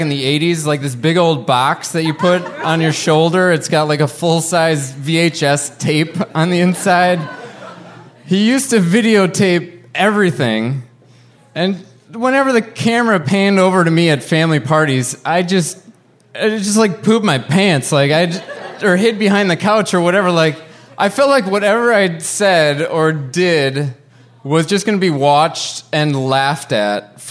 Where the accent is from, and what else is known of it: Wisconsin, United States